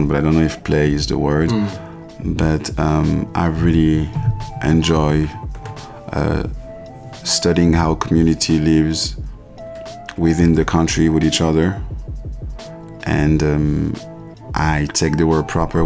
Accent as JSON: {"language": "English", "town": "Paris", "region": "Île-de-France", "country": "France", "tie": "born or raised there", "also_born_or_lived": "Ivory Coast", "moved": "as an adult", "lives_now": "New York, United States", "said": "I was born in Paris. I grew up in Paris in a traditional African background"}